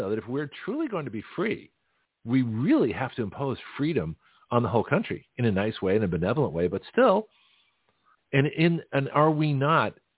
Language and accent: English; Toronto, Ontario, Canada; now in United States; being from Toronto